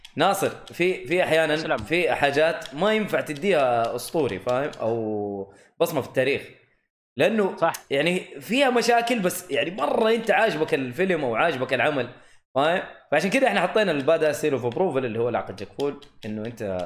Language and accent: Arabic; Saudi Arabia; عندنا في الجنوب في منطقه اسمها خميس مشيط